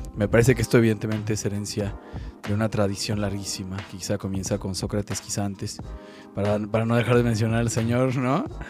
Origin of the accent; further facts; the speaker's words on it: Mexico; soy mexicano, ya sea porque así lo dice mi pasaporte o mi INE